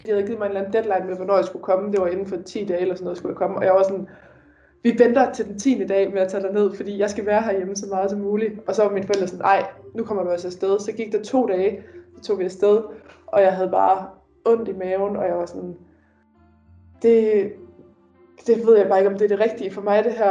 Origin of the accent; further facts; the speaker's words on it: Denmark; moved away as an adult; Derhjemme i Danmark